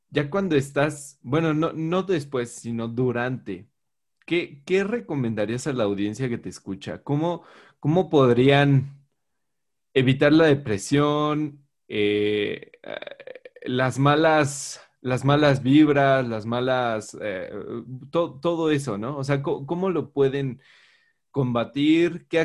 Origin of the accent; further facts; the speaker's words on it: Mexico